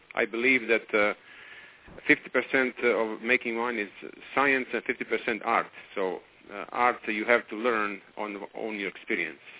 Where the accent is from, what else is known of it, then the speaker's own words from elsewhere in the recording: Croatia; now in Napa, United States; I'm from Croatia